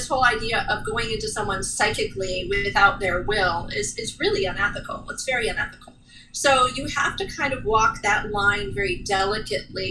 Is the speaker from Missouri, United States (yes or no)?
no; Cleveland, Ohio, United States; moved away; I was born and raised in Cleveland, but now live down here